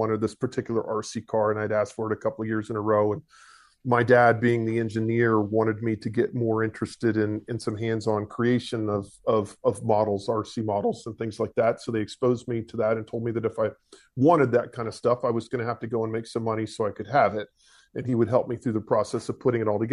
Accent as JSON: {"language": "English", "region": "east coast of Florida", "country": "United States", "tie": "born or raised there", "also_born_or_lived": "Atlanta, Georgia", "said": "I was born in Atlanta, Georgia, moved to east coast of Florida when I was about 3, been here ever since"}